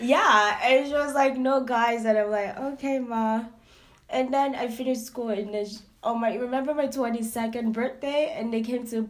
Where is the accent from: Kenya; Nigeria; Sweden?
Nigeria; accent: Nigerian; now in Canada; we're coming from Nigeria, having that kind of doctrine, family doctrine, and generational culture as well